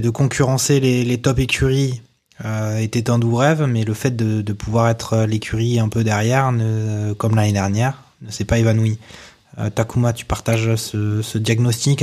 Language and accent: French; France; En tant que Français franchouillard